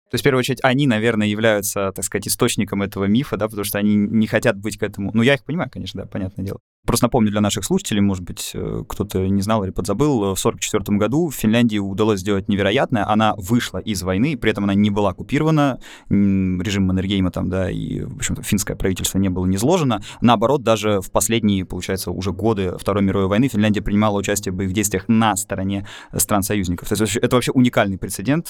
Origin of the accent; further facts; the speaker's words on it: Moscow, Russia; Я вырос в Москве, там же закончил школу и университет